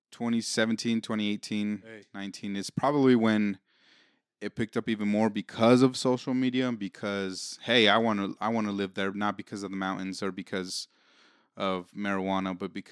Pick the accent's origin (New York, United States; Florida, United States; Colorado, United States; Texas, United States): Colorado, United States; Denver; Oh, here being growing up in Denver is uh, it's, it's those, it's one of those things that, man, it it pains me to see how it is now